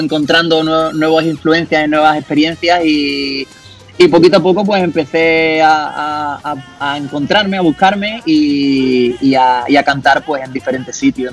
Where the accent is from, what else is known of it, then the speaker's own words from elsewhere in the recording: Seville, Andalusia, Spain; como buen andaluz y buen sevillano, pues comencé cantando flamenco